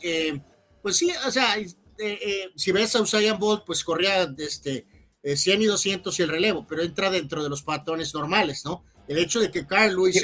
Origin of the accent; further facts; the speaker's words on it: Mexico; nuestro país.